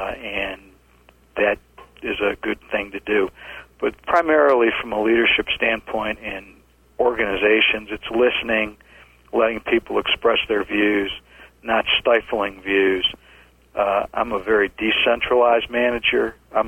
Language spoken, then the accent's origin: English; Midwest, United States; It's very much part of what we do here in the Southeast, although I was like that where I grew up in the Midwest, too.